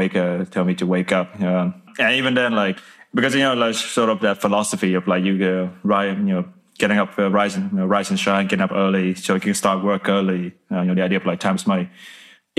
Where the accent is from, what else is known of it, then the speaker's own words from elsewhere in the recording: Vietnam; English is a second language; also born or lived in Scotland; now in Dublin, Ireland; when we started growing up in Vietnam